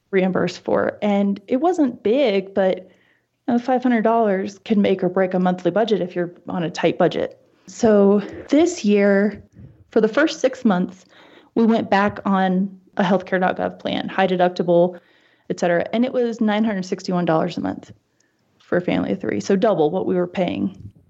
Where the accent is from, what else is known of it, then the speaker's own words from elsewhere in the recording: East Coast, United States; moved away as an adult; now in Wyoming, United States; growing up on the East Coast and then living on the West Coast as an adult